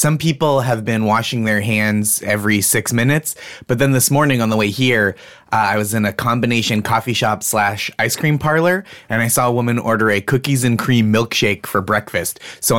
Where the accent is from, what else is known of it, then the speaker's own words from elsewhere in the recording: outside Boston, Massachusetts, United States; I grew up outside Boston, Massachusetts